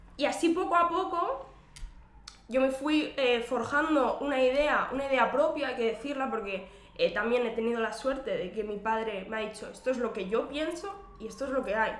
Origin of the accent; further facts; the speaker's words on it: Terrassa, Catalonia, Spain; yo, soy, de Tarrasa, que es eh, un municipio de la provincia de Barcelona, está a 35 kilómetros aproximadamente de, la ciudad de Barcelona. Y bueno, eh, crecí